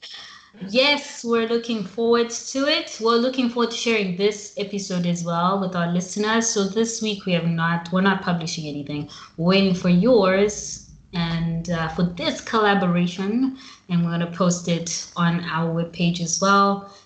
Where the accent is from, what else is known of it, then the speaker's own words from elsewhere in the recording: Zimbabwe; moved away as an adult; now in Milan, Italy; I'm from Zimbabwe